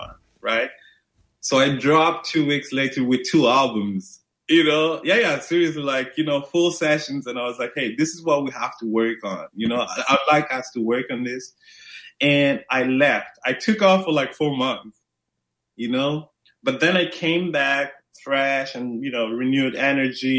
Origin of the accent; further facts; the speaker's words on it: Maputo, Mozambique; I'm originally from Maputo, Mozambique, Southeast Africa.